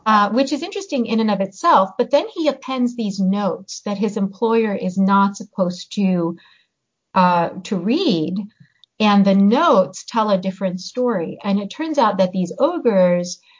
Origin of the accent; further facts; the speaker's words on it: United States; first language Hungarian; also born or lived in Hungary; I grew up in the US. Uh, we moved here when I was seven, and I grew up speaking English